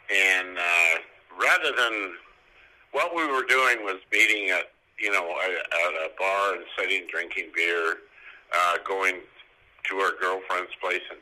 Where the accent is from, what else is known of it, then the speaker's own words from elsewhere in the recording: Nanaimo, British Columbia, Canada; moved away as an adult; now in Port Alberni, Canada; I live in Port Alberni, British Columbia, Canada. Born and raised in Nanaimo